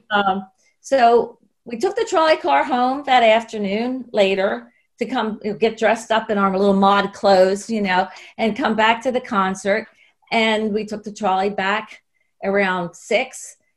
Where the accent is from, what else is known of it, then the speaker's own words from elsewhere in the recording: United States; one of the things that we did as American girls is a lot of us immediately got British pen pals